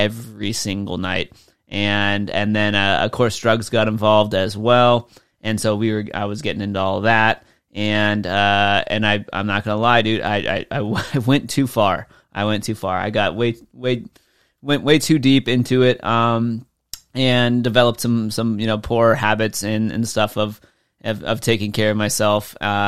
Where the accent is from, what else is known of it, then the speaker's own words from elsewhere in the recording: California, United States; moved away; since I grew up in SoCal, right? We don't get snow.